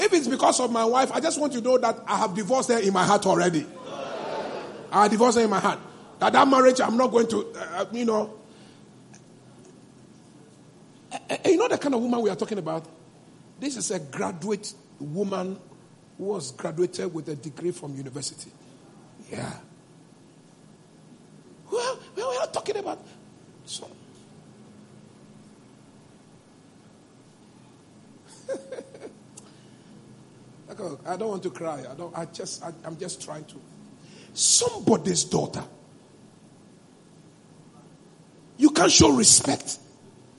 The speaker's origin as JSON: {"language": "English", "area": "Eweland", "region": "Volta", "country": "Ghana", "tie": "born or raised there", "said": "my hometown, Aigbeland"}